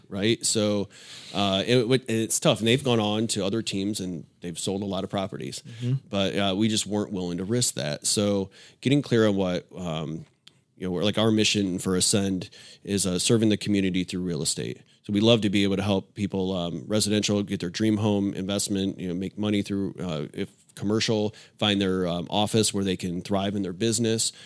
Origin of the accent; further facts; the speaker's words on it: Illinois, United States; moved away as an adult; now in Tampa, United States; I grew up in Illinois